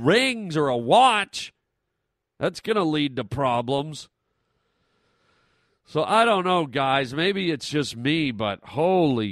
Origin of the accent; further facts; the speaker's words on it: Canada; As a Canadian boy